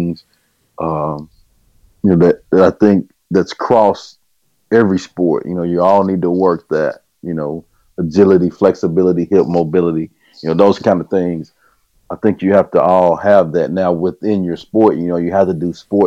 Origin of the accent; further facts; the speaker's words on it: Hearne, Texas, United States; moved away as an adult; also born or lived in Conroe, Texas; got a chance to go back to my hometown, which is Hearne, Texas, and be athletic director and head coach there in my old high school